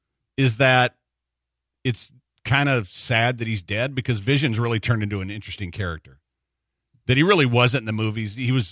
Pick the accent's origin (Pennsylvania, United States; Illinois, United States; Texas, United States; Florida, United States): Texas, United States; Galveston; also born or lived in Houston; we fished every day of our lives growing up in Galveston